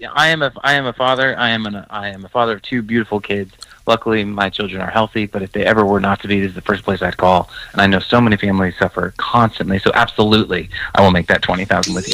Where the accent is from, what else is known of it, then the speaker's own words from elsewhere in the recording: New York, United States; I grew up in New York